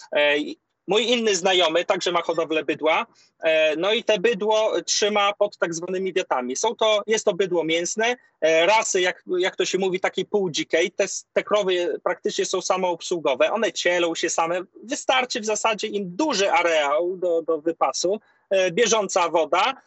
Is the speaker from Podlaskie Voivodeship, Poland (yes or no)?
yes; Podlaskie Voivodeship, Poland; u nas na Podlasiu